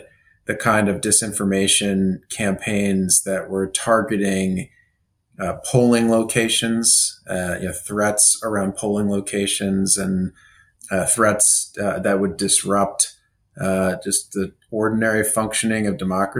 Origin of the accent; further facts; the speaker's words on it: Kansas, United States; I'm from Kansas